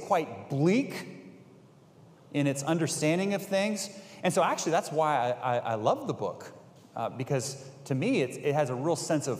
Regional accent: Bay Area, California, United States; I grew up in the Bay Area.

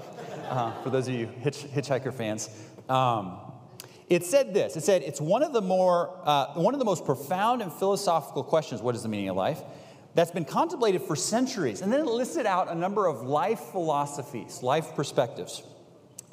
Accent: Bay Area, California, United States; I grew up in the Bay Area.

